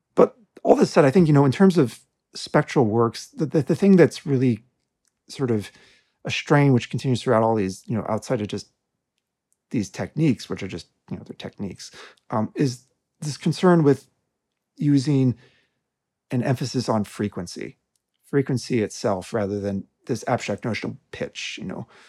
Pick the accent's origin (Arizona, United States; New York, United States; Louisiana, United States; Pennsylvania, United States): Arizona, United States; Tucson; I grew up in Tucson, Arizona